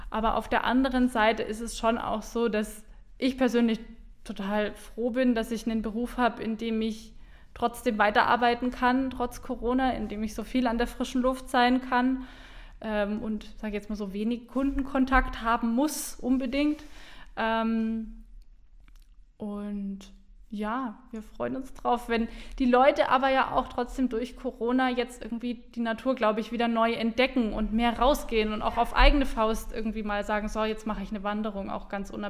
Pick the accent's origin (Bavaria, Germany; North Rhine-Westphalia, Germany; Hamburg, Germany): Bavaria, Germany; Bamberg; Also ich komme aus Bamberg, bin da geboren, aufgewachsen ähm, und ja, Franken ist einfach so ein äh, tolles Stückchen Land